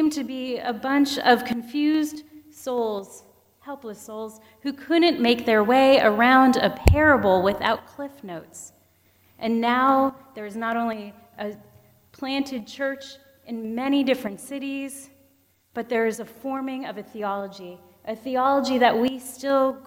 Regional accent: Pennsylvania, United States; moved away; Growing up in Pennsylvania, all our forests were really small

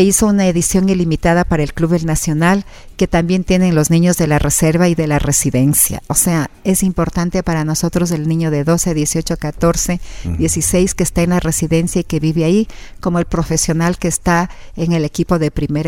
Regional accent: Quito, Pichincha, Ecuador; yo me crecí en el Estadio Olímpico Atahualpa, mi padre me llevaba los fines de semana

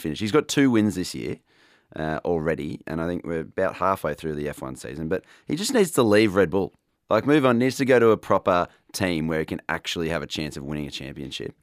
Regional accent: Australia; as an Aussie

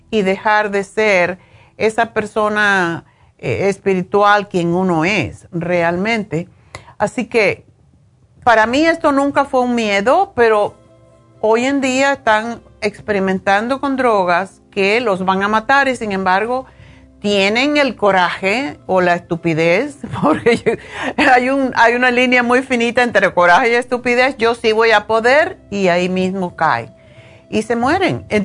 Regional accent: Spain; moved away as an adult; now in United States; cuando yo estuve en la universidad aquí en, los Estados Unidos en los años 70, cuando vine de España, para mí era increíble ver lo de las drogas. Ya yo era mayor, tenía 30 años

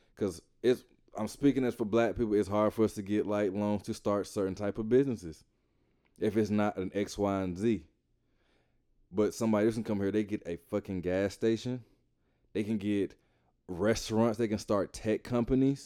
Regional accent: Atlanta, Georgia, United States; I grew up in the South. I grew up in Atlanta.

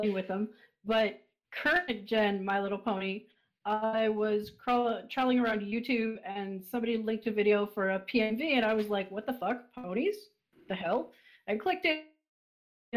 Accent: Canada; I'm Canadian

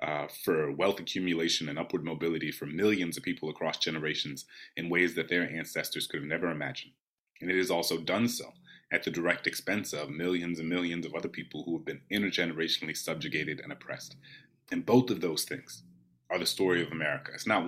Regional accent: New Orleans, Louisiana, United States; born or raised there

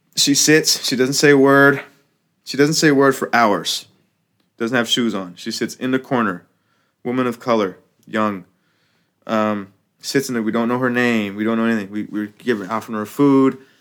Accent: United States; I'm American, right? So it's like, I'm a Muslim American

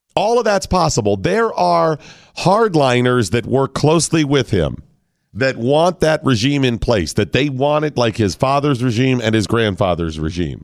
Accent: United States; As an American

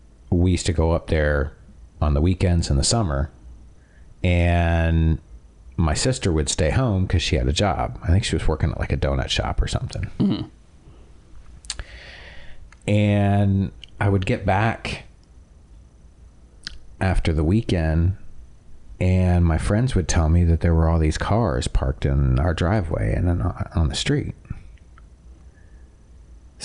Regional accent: Toronto, Ontario, Canada; growing up in Toronto

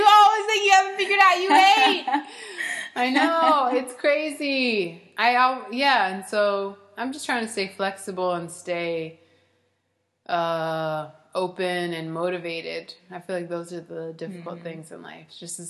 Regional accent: Columbus, Ohio, United States; now in Chicago, United States; Most immediately, I moved here from Columbus, Ohio.

